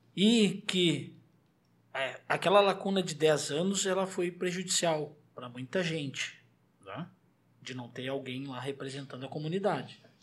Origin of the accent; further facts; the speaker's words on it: Porto Alegre, Rio Grande do Sul, Brazil; moved away as an adult; eu saí do Morro da Cruz para vir para cá, há um ano atrás. Vivi a minha inteira, vivi a vida toda lá.